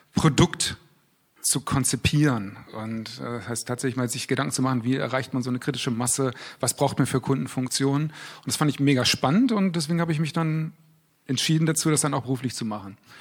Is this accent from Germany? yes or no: yes; Berlin, Germany; moved away; ich komme ursprünglich aus Berlin